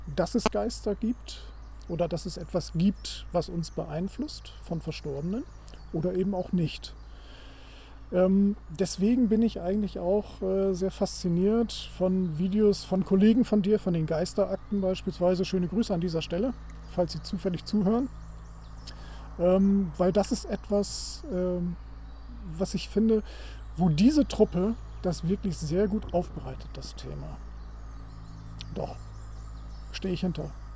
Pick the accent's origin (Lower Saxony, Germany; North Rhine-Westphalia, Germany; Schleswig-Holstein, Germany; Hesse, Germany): Lower Saxony, Germany; Wilhelmshaven; ich komme aus Wilhelmshaven, Wilhelmshaven alte äh, Marine-Militärstadt.